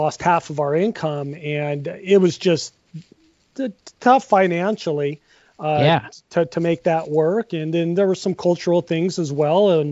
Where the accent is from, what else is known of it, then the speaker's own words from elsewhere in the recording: Seattle, Washington, United States; moved away as an adult; also born or lived in Pullman, Washington; now in Spokane, United States; So I am from Seattle. I was born there, I spent the first 34 years of my life there, essentially.